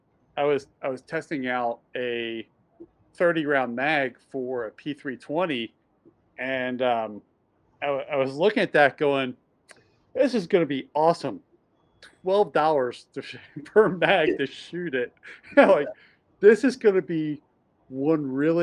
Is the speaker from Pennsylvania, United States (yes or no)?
yes; Bensalem, Pennsylvania, United States; I grew up in Bensalem, just outside of Northeast Philly